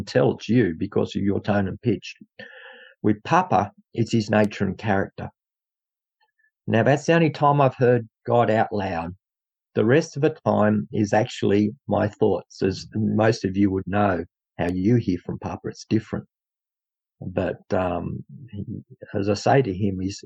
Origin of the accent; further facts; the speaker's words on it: Dubbo, New South Wales, Australia; also born or lived in Narromine, New South Wales; came from Dubbo, New South Wales, Australia. This is how we speak over here